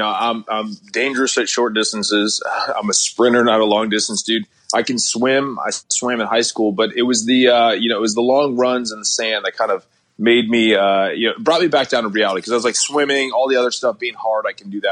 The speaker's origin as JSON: {"language": "English", "region": "Connecticut", "country": "United States", "moved": "yes", "said": "I'm from Connecticut. You know, not too many people join the military from Connecticut."}